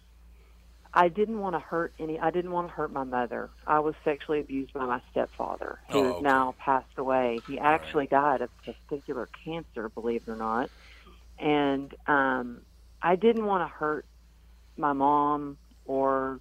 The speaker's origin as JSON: {"language": "English", "region": "Texas", "country": "United States", "tie": "born or raised there", "said": "growing up in Texas where we had sayings like, suck it up, cowgirl up, get her done"}